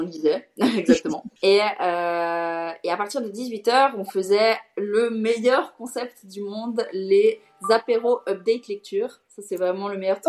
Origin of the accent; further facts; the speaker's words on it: Switzerland; j'ai 26 ans et je suis suisse